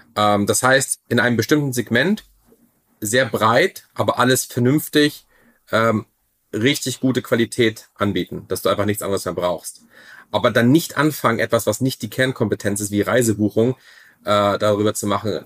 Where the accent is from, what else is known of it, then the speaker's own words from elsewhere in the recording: Germany; ich bin ja Deutscher